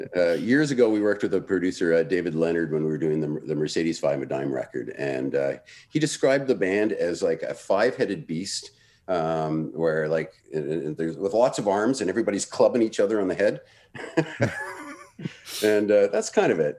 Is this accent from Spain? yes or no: no; Toronto, Ontario, Canada; moved away as an adult; also born or lived in Vancouver / Montreal; I grew up in Toronto